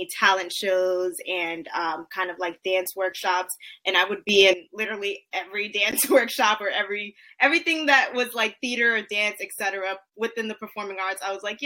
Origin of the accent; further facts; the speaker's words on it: New York City, New York, United States; I was born and raised in the Bronx, boogie down.